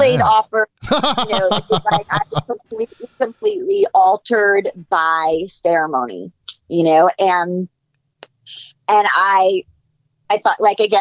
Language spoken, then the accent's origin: English; New York, United States; moved away as an adult; also born or lived in Boston / Los Angeles; I'm from New York. I went to college in Boston.